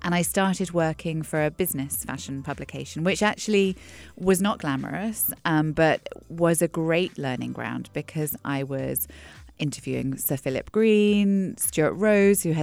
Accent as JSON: {"language": "English", "region": "England", "country": "United Kingdom", "tie": "born or raised there", "said": "when I was growing up in England, in a small town on the south coast, a small retirement village"}